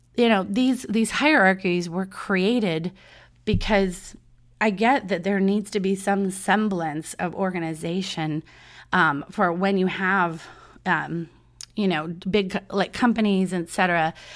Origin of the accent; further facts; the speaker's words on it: Southern California, United States; I'm from Southern California